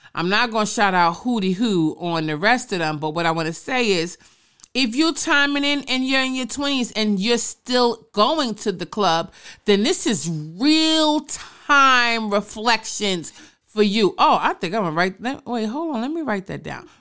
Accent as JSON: {"language": "English", "town": "New York City", "region": "New York", "country": "United States", "tie": "born or raised there", "also_born_or_lived": "Brooklyn", "said": "I may have been born and raised in the Boogie Down Bronx, but I became a woman in Brooklyn"}